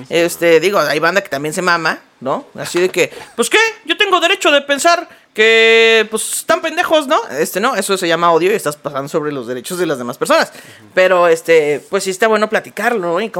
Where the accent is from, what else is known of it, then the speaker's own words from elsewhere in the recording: Mexico; que nos unía como mexicanos.